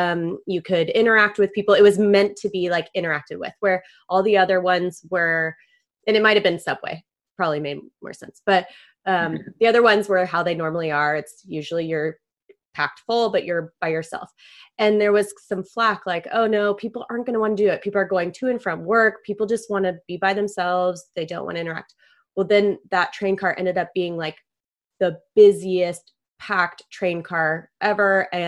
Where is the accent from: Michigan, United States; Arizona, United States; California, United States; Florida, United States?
California, United States; La Jolla; growing up in La Jolla, it tends to be a little bit of a bubble.